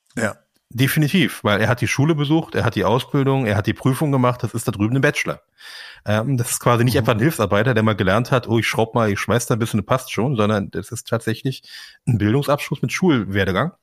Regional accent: Berlin, Germany; ich bin nun tatsächlich in Kreuzberg geboren

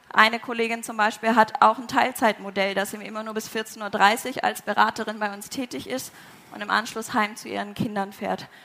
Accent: Southern Germany, Germany; now in Braunschweig, Germany; ich komme ursprünglich aus Süddeutschland, bin dann als allererstes nach Wolfsburg gezogen

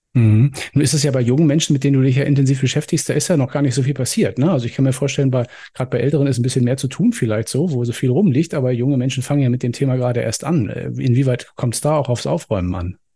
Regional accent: Germany; bei uns in Deutschland

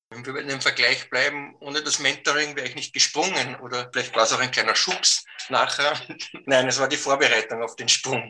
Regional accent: Austria; bei uns in Österreich

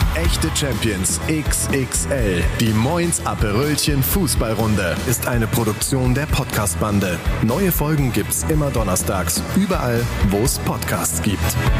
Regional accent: Bremen, Germany; mir als Bremer

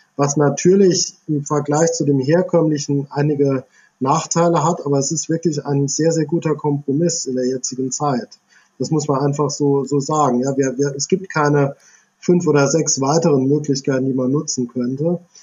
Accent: near Idar-Oberstein, Rhineland-Palatinate, Germany; in der Nähe von Ida Oberstein aufgewachsen, also Kindheit und Jugend verbracht

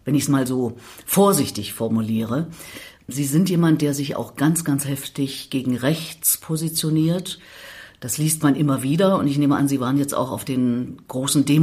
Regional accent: Pankow, Berlin, Germany; Ich komme aus Pankow.

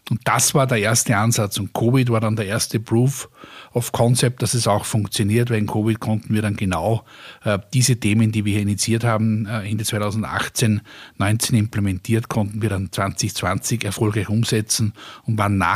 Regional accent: Austria; und früher haben wir alle darüber gelacht, ja, wir haben uns ja äh, als Österreicher Deutsche lustig gemacht darüber

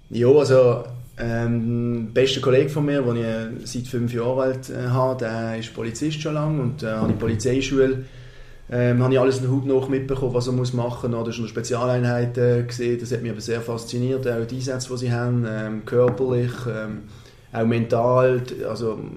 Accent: Basel, Basel-Stadt, Switzerland; es ist der FC Basel, ich bin in der Region, ich bin Basler, ich bin früher noch im alten Joggeli als, als Bub gesehen.

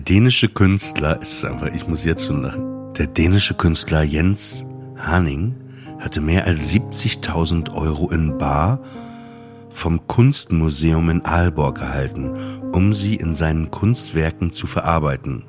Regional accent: Emsland, Lower Saxony, Germany; Ich komme aus dem Emsland, da haben die sich auch Ostfriesenwitze erzählt.

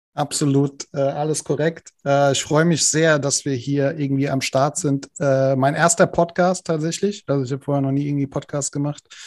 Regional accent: Frankfurt, Hesse, Germany; komme ich aus Frankfurt

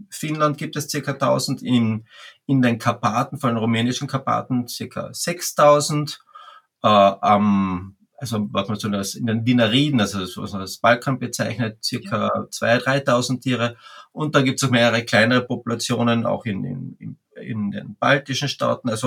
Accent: Carinthia, Austria; ich komme aus Österreich, aus Kärnten, ganz im Süden an der Grenze Slowenien

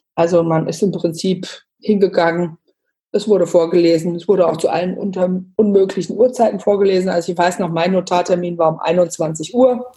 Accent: Bad Homburg, Hesse, Germany; moved away as an adult; now in Bayreuth, Germany; komme gebürtig aus Bad Homburg bei Frankfurt, lebe mittlerweile seit fast zehn Jahren in Bayreuth im Nordosten von Bayern

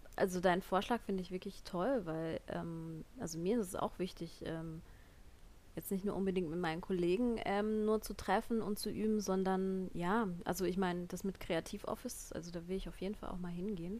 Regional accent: Lörrach district, near Basel, Baden-Württemberg, Germany; moved away as an adult; also born or lived in Munich; Ich komme ja ursprünglich aus Süddeutschland, bei Basel, da unten Landkreis Lörrach

